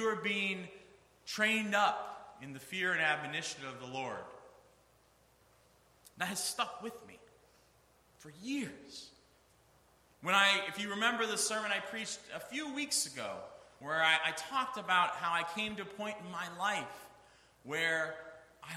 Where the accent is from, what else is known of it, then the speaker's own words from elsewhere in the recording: Northeast Ohio, United States; I grew up in Northeast Ohio